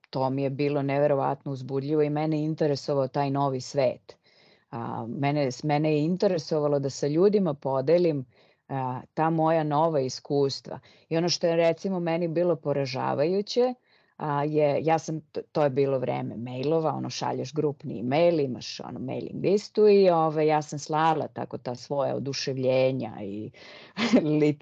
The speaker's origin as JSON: {"language": "Croatian", "country": "Serbia", "moved": "as an adult", "said": "ja sam otišla iz Srbije"}